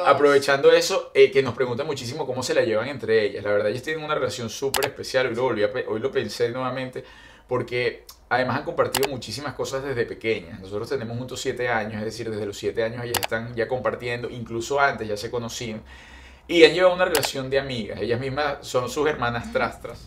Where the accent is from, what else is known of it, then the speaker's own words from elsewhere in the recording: Venezuela; moved away as an adult; Venezuela la extraño muchísimo, muchísimo